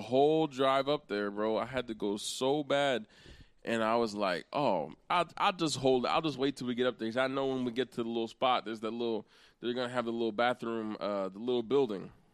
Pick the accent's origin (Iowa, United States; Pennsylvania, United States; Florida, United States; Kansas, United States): Pennsylvania, United States; also born or lived in New Castle, Pennsylvania / Hershey, Pennsylvania; I was born and raised in Pennsylvania. I've been here. I've never lived uh, in another state